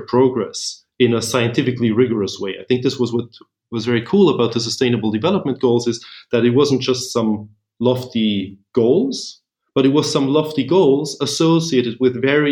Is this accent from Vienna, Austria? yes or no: yes; Vienna, Austria; also born or lived in Berlin, Germany / Washington, D.C., United States; I'm originally from Vienna